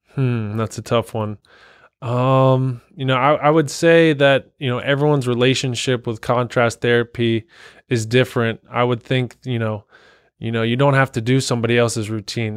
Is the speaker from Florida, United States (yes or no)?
no; Cincinnati, Ohio, United States; also born or lived in Columbus, Ohio; I was born and raised Cincinnati, went to Moeller High School